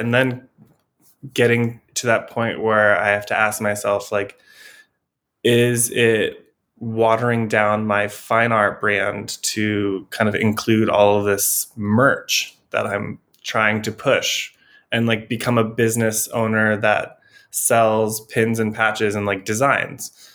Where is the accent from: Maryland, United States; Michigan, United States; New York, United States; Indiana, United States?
Indiana, United States; Elkhart; now in Providence, United States; So I am originally from Indiana. I grew up in like Elkhart, Indiana